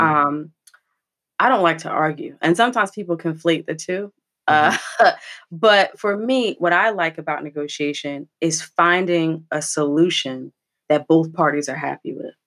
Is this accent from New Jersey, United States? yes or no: yes; New Jersey, United States; a Jersey girl, born and bred through and through